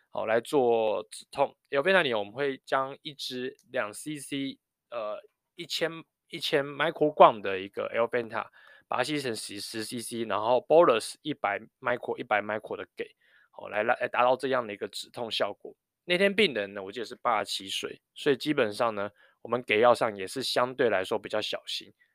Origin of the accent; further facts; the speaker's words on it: New Taipei, Taiwan; 我小时候在念高中的时候，我因为是在台北市读书，然后我家住新北市